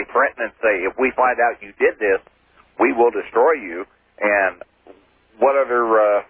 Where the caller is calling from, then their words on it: Kansas City, United States; Kansas City.